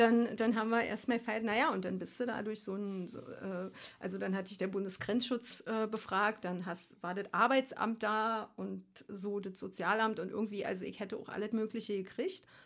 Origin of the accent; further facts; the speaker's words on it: Berlin, Germany; moved away as an adult; also born or lived in Frankfurt / Darmstadt / Australia / Switzerland; Ich komme ursprünglich aus Ostkreuz